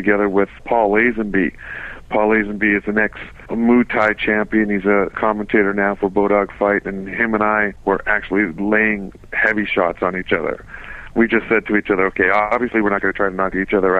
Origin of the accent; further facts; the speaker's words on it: Winnipeg, Manitoba, Canada; my hometown